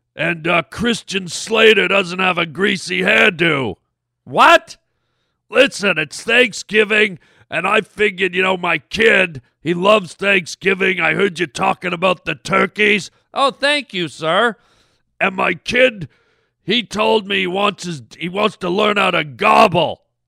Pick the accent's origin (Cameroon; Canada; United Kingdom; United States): Canada; being a Canadian boy